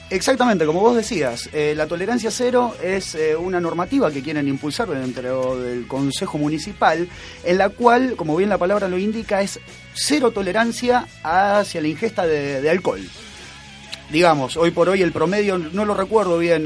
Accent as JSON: {"language": "Spanish", "town": "Rosario", "region": "Santa Fe", "country": "Argentina", "said": "somos de Rosario y queremos a la cultura de acá"}